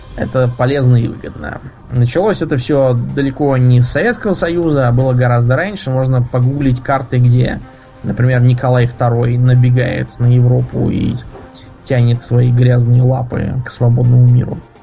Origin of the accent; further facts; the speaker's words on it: Moscow, Russia; из Москвы